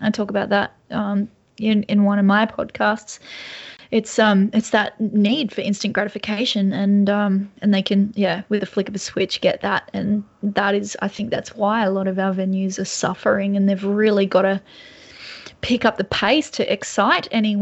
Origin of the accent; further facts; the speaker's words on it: Lake Macquarie, New South Wales, Australia; I'm in Lake Macquarie, but I grew up in Lake Macquarie, just near Charlestown as well.